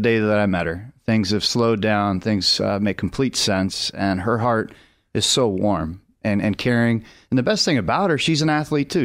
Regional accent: Las Vegas, Nevada, United States; moved away; Vegas is my hometown, and it's fun to represent that place

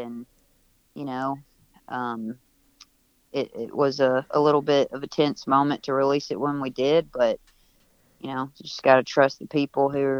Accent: the South, United States; was born and raised in the South. It's my daily experience. I still live in a small town in Western Kentucky

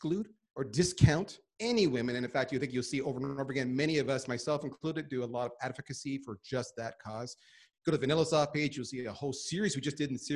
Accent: Canada; I am Canadian.

